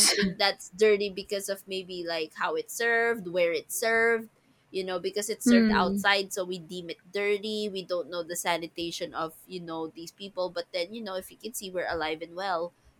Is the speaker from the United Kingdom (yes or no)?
no; Manila, Metro Manila, Philippines; Ah no, the first time I ate dirty ice cream, I was living, that's where I grew up, in Manila.